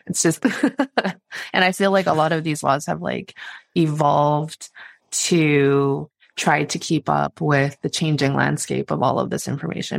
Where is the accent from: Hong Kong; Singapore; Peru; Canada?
Canada; as a Canadian